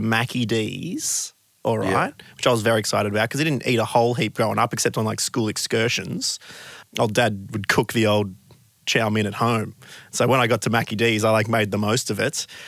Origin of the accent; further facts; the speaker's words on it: Warrnambool, Victoria, Australia; moved away; I was back in my hometown of Warrnambool